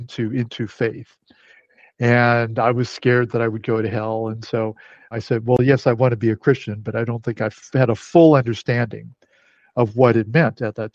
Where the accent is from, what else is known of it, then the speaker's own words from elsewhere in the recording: United States; I'm Chinese American, I'm third generation